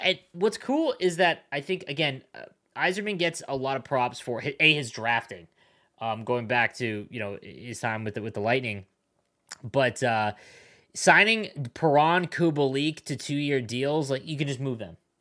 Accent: Southern Ontario, Canada; also born or lived in Buffalo; I grew up in Southern Ontario

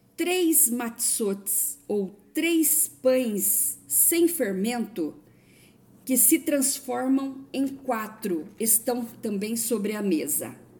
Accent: Brazil; Eu, por exemplo, sou brasileira

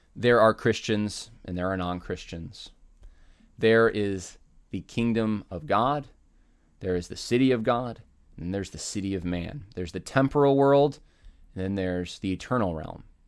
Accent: United States; We share a homeland in common.

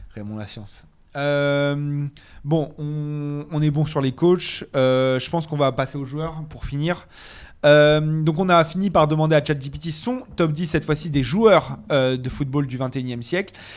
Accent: Paris, Île-de-France, France; je viens de Paris

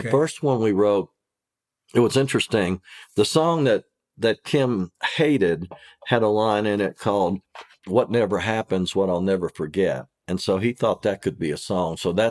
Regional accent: Kentucky, United States; And I'm from Kentucky.

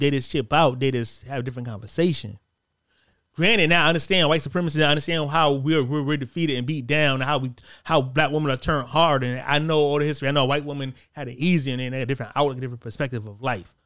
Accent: United States; I'm Black American

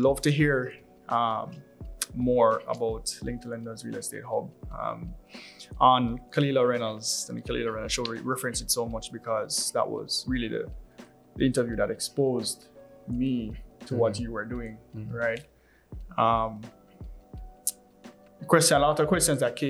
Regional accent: Jamaica; I'm born and raised in Jamaica

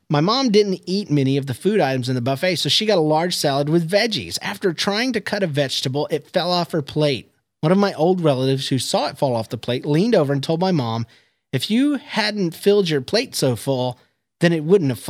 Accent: Palm Harbor, Florida, United States; I'm from Palm Harbor, Florida.

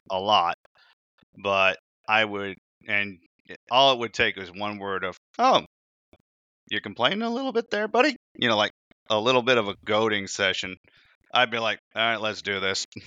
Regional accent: Indiana, United States; I was born in Indiana

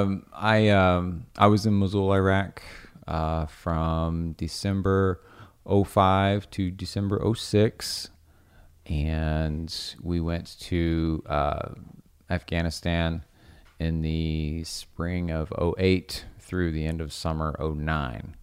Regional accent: Cumberland Gap, Tennessee, United States; I grew up in Tennessee

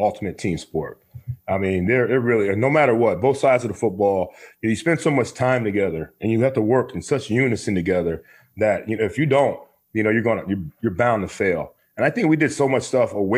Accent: Marion, Ohio, United States; also born or lived in Warrensville Heights, Ohio; I was really into being in, you know, Central Ohio, growing up in Marion, Ohio. And so when I finally got used to where I was, which is Warrensville

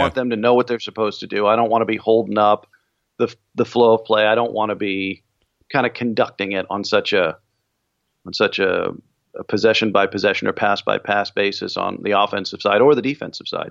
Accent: Bay Area, California, United States; I grew up in the Bay Area

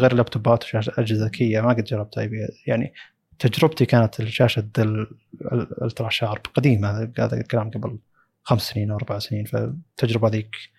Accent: Saudi Arabia; عندنا في السعوديه

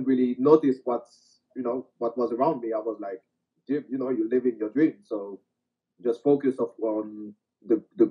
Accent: France; France is my home country

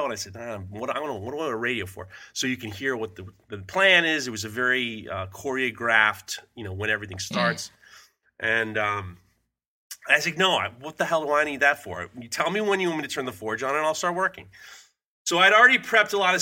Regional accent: New York, United States; I grew up in New York

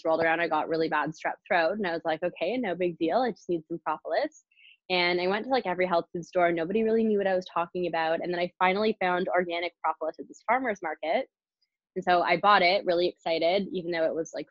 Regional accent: Canada; also born or lived in British Columbia; being Canadian. I went to college in British Columbia.

